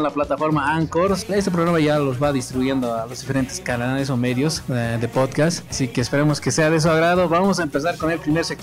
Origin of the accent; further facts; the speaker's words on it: La Paz, Bolivia; ya saben que somos del país de Bolivia, habitamos en La Paz.